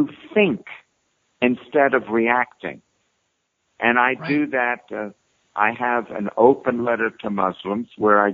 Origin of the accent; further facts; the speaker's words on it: New York City, New York, United States; I'm from New York City. I grew up with death threats.